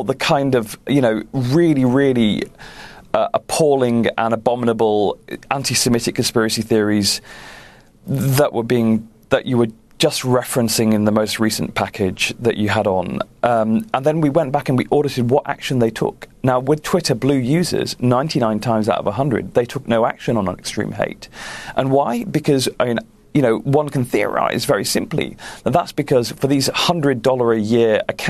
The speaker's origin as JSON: {"language": "English", "country": "United Kingdom", "said": "clearly I'm British"}